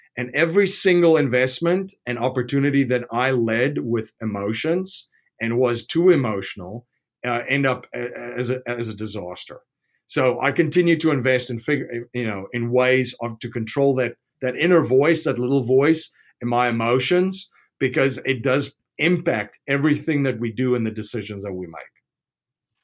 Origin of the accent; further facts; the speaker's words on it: South Africa; I'm from South Africa